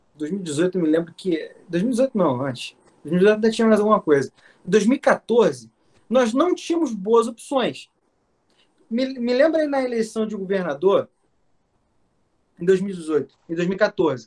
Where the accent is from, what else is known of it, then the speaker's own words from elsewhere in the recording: Rio de Janeiro, Brazil; como um bom carioca